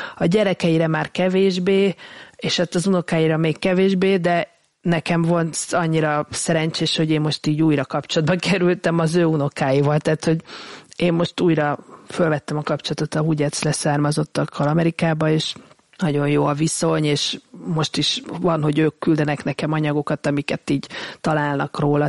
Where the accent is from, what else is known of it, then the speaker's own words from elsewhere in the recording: Hungary; mi, mint magyarok